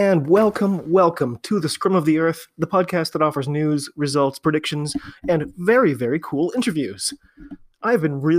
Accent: United States; I'm an American rugby fan

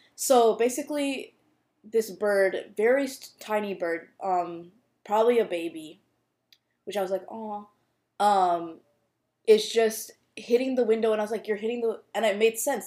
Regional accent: United States; a brown Indian girl growing up in the U.S.

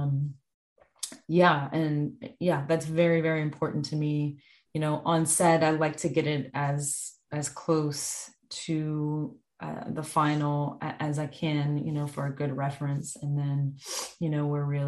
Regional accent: the South, Southern United States, United States; being a Southerner, I hadn't experienced that much winter before.

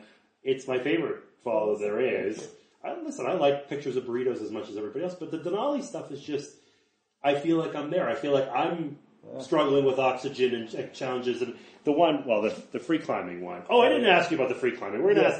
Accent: Canada; now in Colorado, United States; I'm a Canadian. Yeah. I live in Colorado.

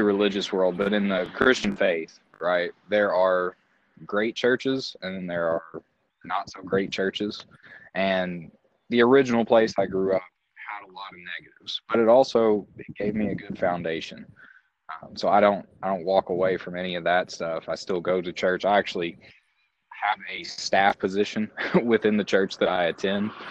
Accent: Larue County, Kentucky, United States; I grew up in Larue County

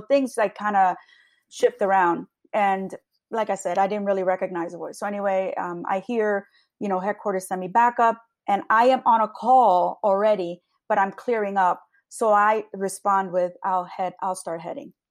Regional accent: Long Branch, New Jersey, United States; a Hispanic woman born and raised in Long Branch.

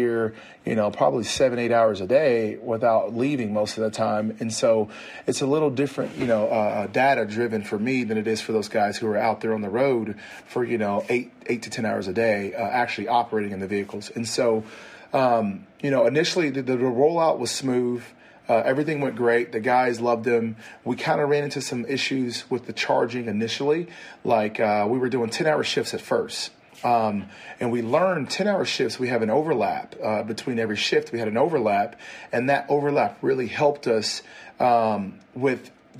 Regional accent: the South, United States; also born or lived in Lexington, Kentucky; I'm from the South.

